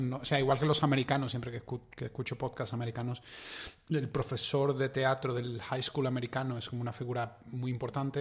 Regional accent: Seville, Andalusia, Spain; los dos nos criamos prácticamente en el mismo barrio

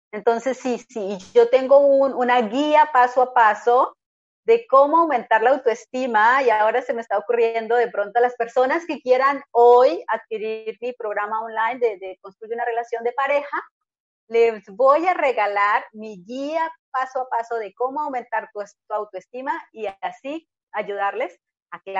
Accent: Colombia; Mi marido es alemán, yo soy colombiana

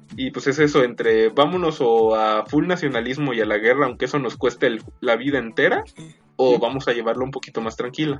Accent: Mexico; somos mexicanos

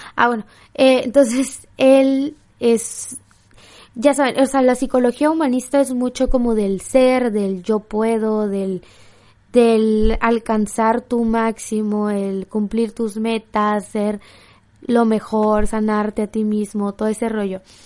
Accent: Mexico; soy mexicana, amo México, amo Tijuana

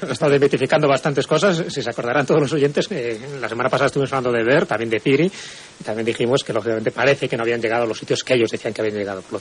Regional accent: León, Castile and León, Spain

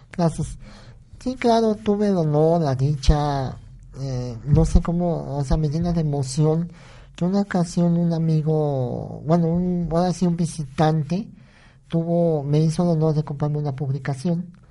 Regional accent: Naolinco, Veracruz, Mexico

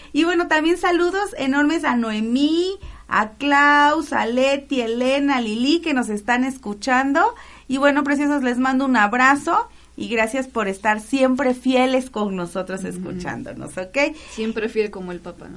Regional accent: Tabasco, Mexico; moved away; Tabasco, porque es mi tierra

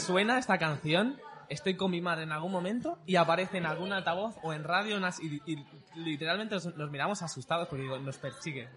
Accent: Mallorca, Balearic Islands, Spain; also born or lived in Bordeaux; nací en Bordeos, pero básicamente me he criado aquí en Mallorca

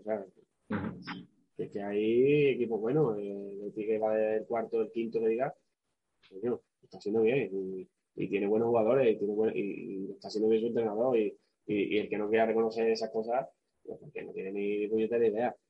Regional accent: Seville, Andalusia, Spain; moved away as an adult; also born or lived in Eibar; somos sevillanos

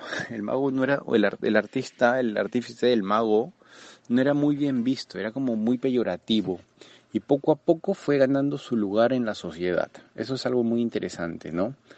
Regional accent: Lima, Peru

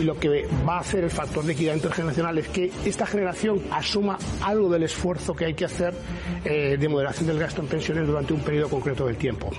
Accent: Catalonia, Spain; soy un ciudadano catalán

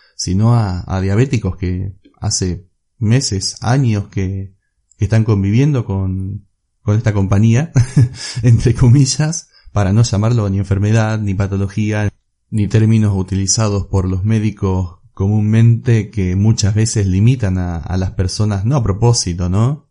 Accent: Olavarría, Buenos Aires Province, Argentina; soy de Olavarría, Argentina

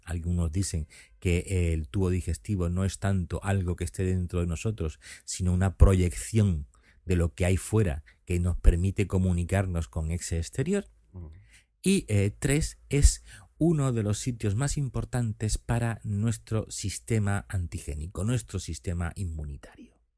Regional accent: Seville, Andalusia, Spain; moved away as an adult; now in Cádiz, Spain; los sevillanos, como es mi caso

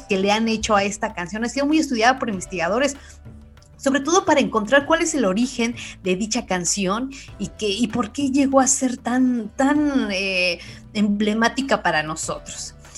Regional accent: Mexico; sentirnos orgullosos de quienes somos y de lo que somos como mexicanos

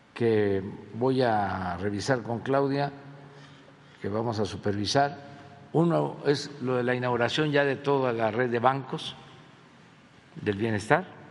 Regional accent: Tabasco, Mexico; moved away as an adult; now in Mexico City, Mexico; siendo tabasqueño

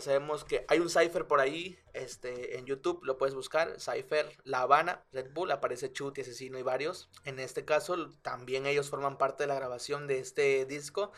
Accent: Mexico; somos mexicanos.

